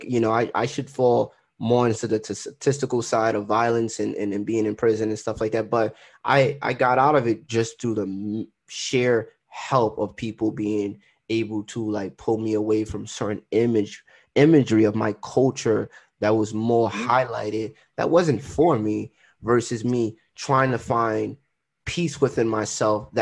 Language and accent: English; Trinidad & Tobago; I'm Trinidadian